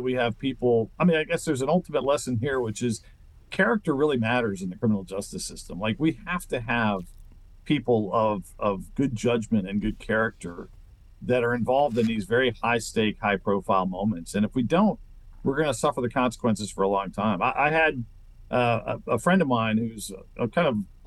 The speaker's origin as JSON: {"language": "English", "region": "Maryland", "country": "United States", "tie": "born or raised there", "said": "I grew up in Maryland"}